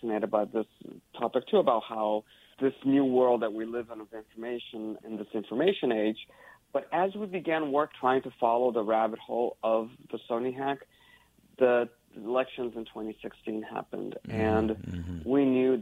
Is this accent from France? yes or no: no; Brazil; now in California, United States; my home country of Brazil